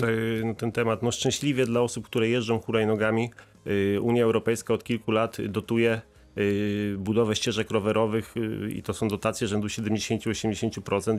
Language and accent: Polish; Wrocław, Lower Silesian Voivodeship, Poland; u nas we Wrocławiu